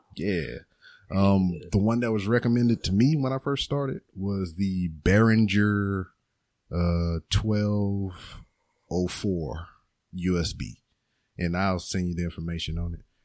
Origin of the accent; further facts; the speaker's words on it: Lake Charles, Louisiana, United States; now in Houston, United States; I am not like from here. I'm from like uh, Lake Charles, which is two hours away from Texas